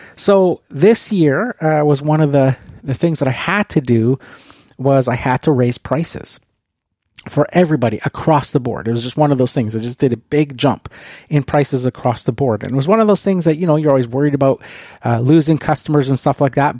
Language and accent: English; Canada; being Canadian